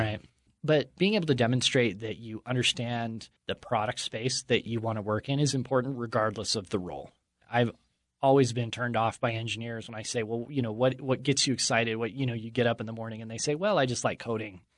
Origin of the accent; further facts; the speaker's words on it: Utah, United States; I grew up here in Utah in the shadow of the word perfect buildings